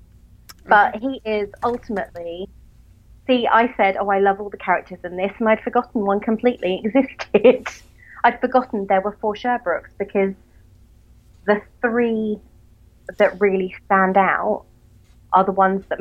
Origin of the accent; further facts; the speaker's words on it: England, United Kingdom; accent: English; I'm English.